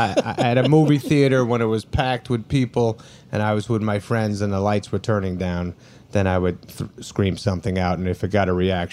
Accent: Brooklyn, New York, United States; We're from Brooklyn, New York. Yes, there's Brooklyn people here. This feels very Brooklyn, doesn't it?

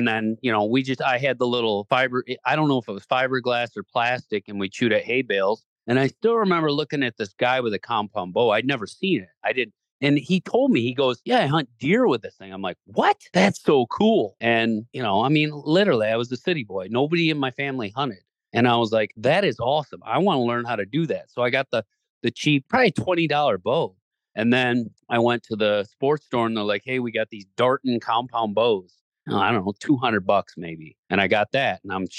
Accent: Zeeland, Michigan, United States; moved away as an adult; also born or lived in Traverse City, Michigan; now in Iowa, United States; I'm from Zeeland, Michigan, Holland, Michigan, Grand Rapids area, so Southwest Michigan.

